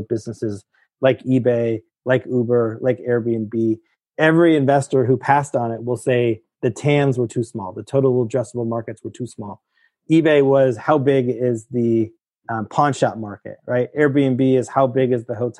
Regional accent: Petaluma, California, United States; I grew up in San Francisco or in a place called Petaluma, which is north of San Francisco

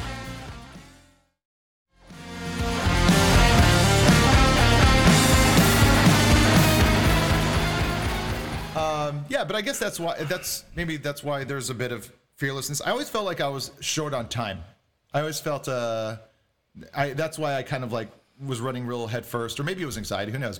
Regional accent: Hawaii, United States; now in Los Angeles, United States; growing up in Hawaii as a white kid, as a Haole

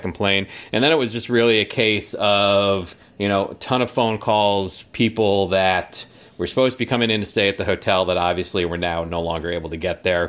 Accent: New York, United States; moved away; I come from New York, but I don't come from the city of New York

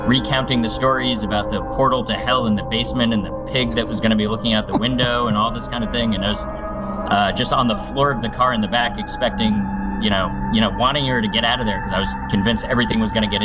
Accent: Long Island, New York, United States; I'm from the New York area out on Long Island. And grew up near the Amityville Horror House. So I was on the north shore

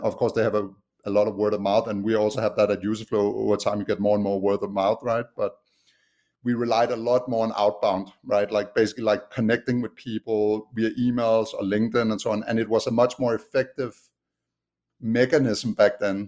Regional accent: Denmark; accent: Danish; English is a second language; moved away as an adult; now in United States; I haven't lost my Danish accent yet. But yeah, I'm originally from Denmark. Um, have lived in the U.S. for the last eight years

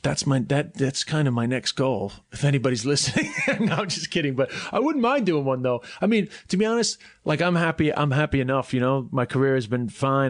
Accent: New York, United States; born or raised there; accent: New York; moved away; also born or lived in Ireland / China

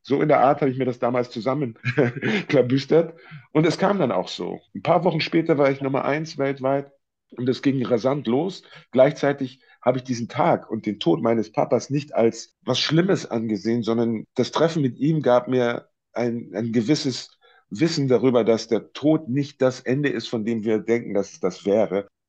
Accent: Munich, Bavaria, Germany; moved away; in meiner alten Heimatstadt und Geburtsstadt

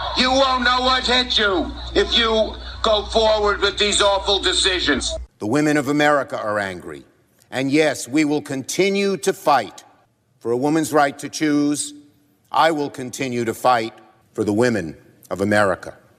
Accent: New York City, New York, United States; I'm from Brooklyn. We speak in strong language

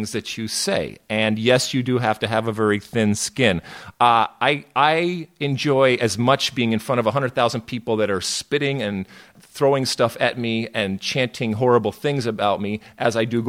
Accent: Detroit, Michigan, United States; moved away as an adult; also born or lived in New Jersey; I grew up in Detroit, Michigan, but I went to school out in New Jersey

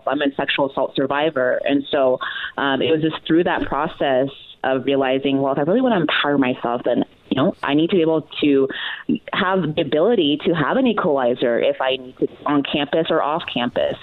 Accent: Texas, United States; I grew up in Texas, but definitely not the typical Texan

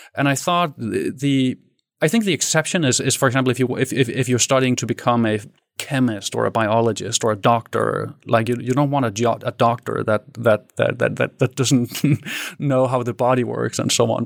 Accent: Denmark; I grew up in Danish suburbia. So I'm, I'm Danish. I'm born in Denmark in a city with thirty thousand

